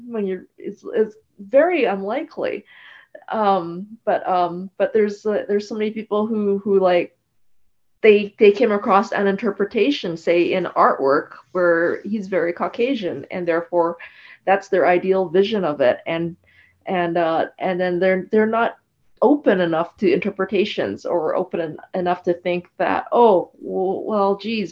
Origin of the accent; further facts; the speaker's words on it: Canada; I'm Canadian born Asian